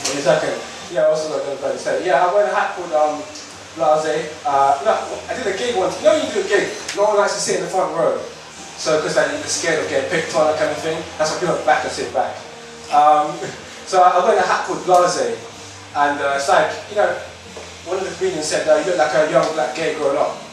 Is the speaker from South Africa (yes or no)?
no; Harrow, London, United Kingdom; I'm born Harris Harrow, so Harrow's a shithole.